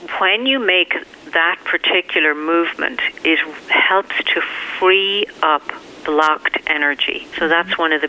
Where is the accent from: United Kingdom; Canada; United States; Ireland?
Ireland; moved away; growing up in Ireland